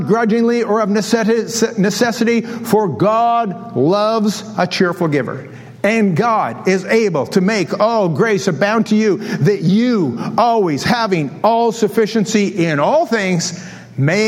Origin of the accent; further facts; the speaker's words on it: Canada; I'm from Canada